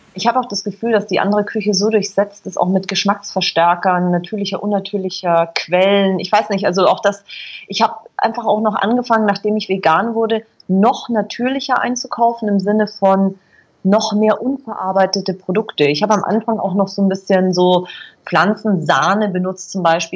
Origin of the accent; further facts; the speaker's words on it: Berchtesgaden, Bavaria, Germany; moved away as an adult; Ich bin in Berchtesgaden groß geworden in Bayern